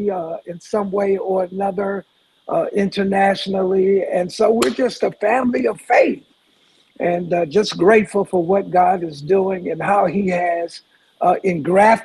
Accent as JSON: {"language": "English", "town": "Detroit", "region": "Michigan", "country": "United States", "also_born_or_lived": "Memphis, Tennessee", "said": "Actually from Detroit, but by way of Memphis, Tennessee"}